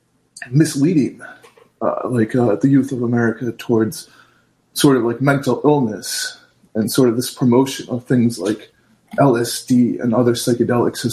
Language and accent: English; Connecticut, United States; I'm from Connecticut.